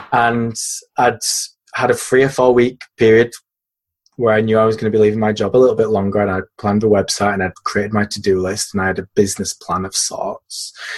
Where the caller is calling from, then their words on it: Yorkshire and the Humber, United Kingdom; I'm in a pretty rainy Yorkshire, which is in the north of England.